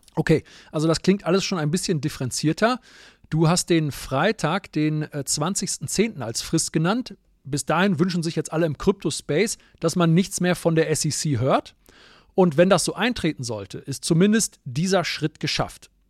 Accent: Germany; wir als Deutsche

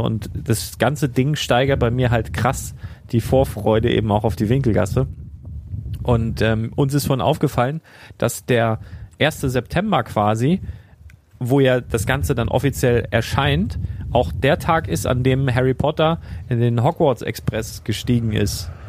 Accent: Northern Germany, Germany; bin ja auch im Norden auf dem Dorf aufgewachsen

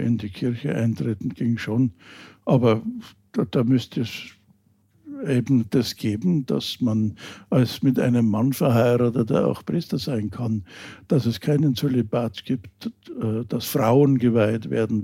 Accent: Germany; uns Deutschen

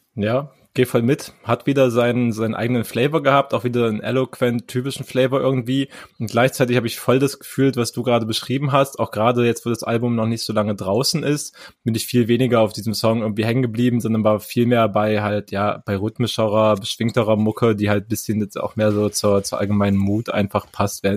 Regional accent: East Germany, Germany; ich komme aus dem Osten

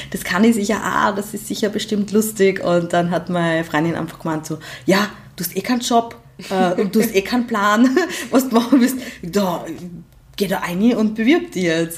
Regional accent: Graz, Styria, Austria; komme ich aus Graz

